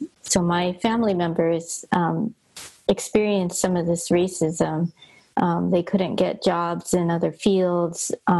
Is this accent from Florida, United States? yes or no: no; Los Angeles, California, United States; Hi, everybody. … I grew up in Los Angeles in a Chinese American church.